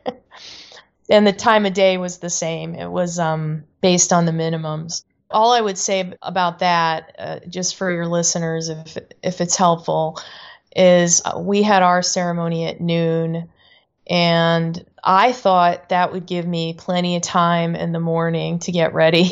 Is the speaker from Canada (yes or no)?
yes; Canada; moved away; I grew up in Canada